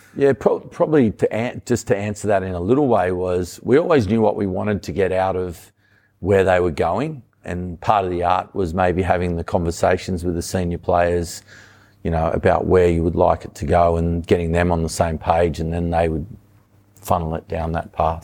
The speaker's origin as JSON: {"language": "English", "town": "Sydney", "region": "New South Wales", "country": "Australia", "tie": "born or raised there", "also_born_or_lived": "Wollongong", "said": "Grew up on the northern beaches."}